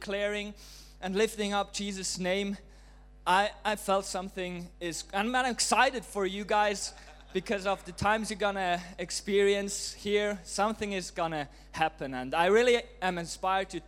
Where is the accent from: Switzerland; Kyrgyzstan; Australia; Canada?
Switzerland; moved away as an adult; now in Auckland, New Zealand; from Switzerland